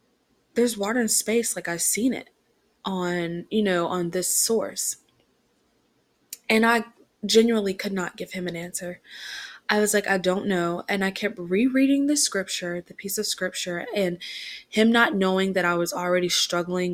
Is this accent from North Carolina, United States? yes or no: yes; Rockingham, North Carolina, United States; moved away; my hometown is Rockingham, North Carolina